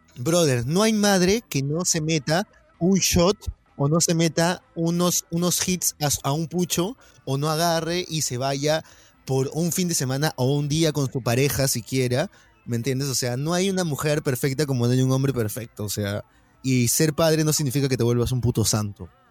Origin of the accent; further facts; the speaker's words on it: Peru; como peruanos